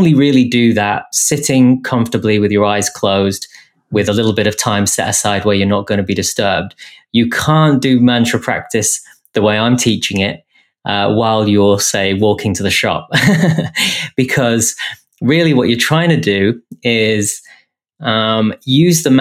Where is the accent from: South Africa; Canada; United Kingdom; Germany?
United Kingdom; England; being English and the way I was brought up